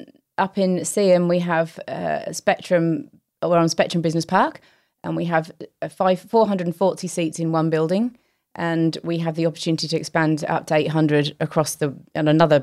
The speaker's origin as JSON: {"language": "English", "country": "Australia", "tie": "born or raised there", "said": "And I think my takeaways from growing up in Australia is I can play cricket"}